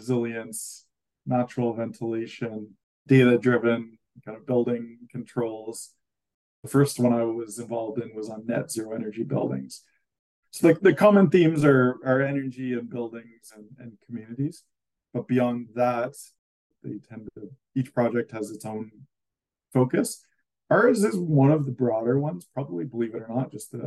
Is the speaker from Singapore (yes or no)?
no; Canada; as a Canadian